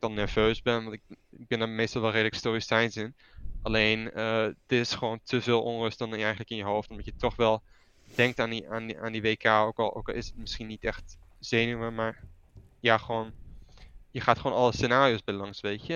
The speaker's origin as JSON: {"language": "Dutch", "country": "Netherlands", "tie": "born or raised there", "moved": "as an adult", "lives_now": "Italy", "said": "toen ik opgroeide in Nederland"}